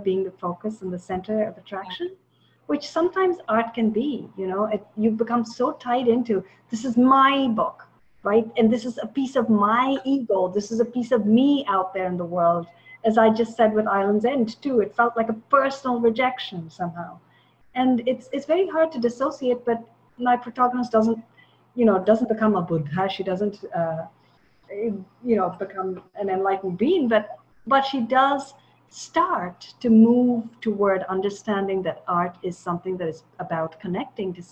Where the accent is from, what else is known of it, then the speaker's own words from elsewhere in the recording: Chennai, Tamil Nadu, India; moved away as an adult; now in United States; I grew up in Chennai in India for a long time